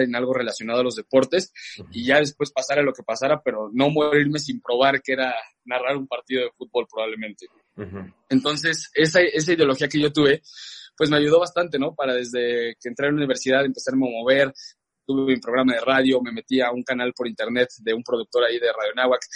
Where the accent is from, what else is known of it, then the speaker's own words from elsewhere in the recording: León, Guanajuato, Mexico; moved away as an adult; also born or lived in Mexico City / Boston; estaba en León, te cuento un poco de esta parte, eh, allí crecí y demás